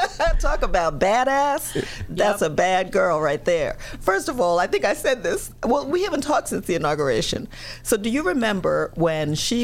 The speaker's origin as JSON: {"language": "English", "region": "South Carolina", "country": "United States", "tie": "born or raised there", "also_born_or_lived": "New York", "accent": "Southern", "said": "But I grew up almost every summer of my life on a farm in South Carolina. I went to high school in South Carolina."}